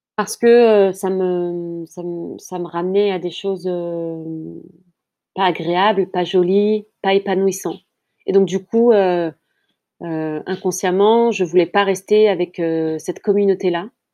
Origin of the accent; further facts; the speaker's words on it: France; also born or lived in Kabylia (ancestry); je suis née euh, en France et euh, toute ma lignée vient d'Algérie et plus particulièrement de Kabylie, la petite Kabylie.